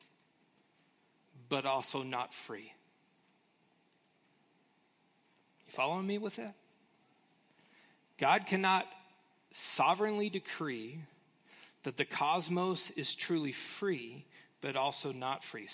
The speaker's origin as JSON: {"language": "English", "country": "United States", "said": "as American Christians"}